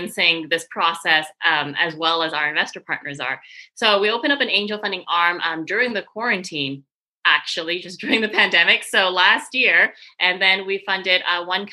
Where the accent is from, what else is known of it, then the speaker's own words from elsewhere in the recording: Canada; moved away as an adult; also born or lived in Paris / Montreal; now in San Francisco, United States; I'm Canadian. I'm originally from Canada